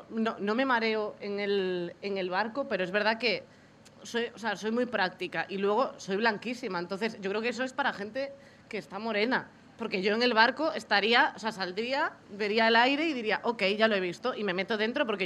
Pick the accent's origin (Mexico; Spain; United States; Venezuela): Spain; Galicia; moved away as an adult; yo o sea, soy de Galicia, me